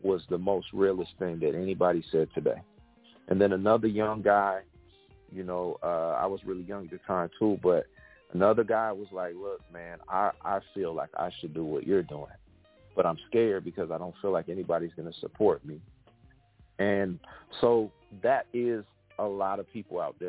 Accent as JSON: {"language": "English", "region": "West Coast", "country": "United States", "moved": "as an adult", "lives_now": "Atlanta, United States", "said": "I'm from the West Coast originally. I've been living in Atlanta area for 13 years"}